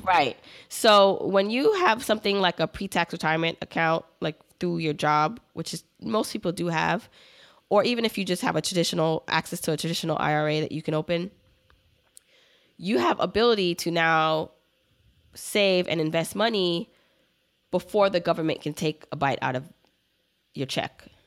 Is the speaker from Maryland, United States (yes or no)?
no; Brooklyn, New York, United States; also born or lived in Jamaica; I grew up in Brooklyn, but I was born in Jamaica, the island